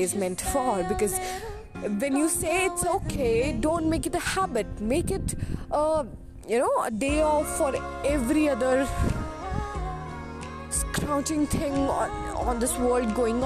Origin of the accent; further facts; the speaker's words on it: India; I'm even an Indian human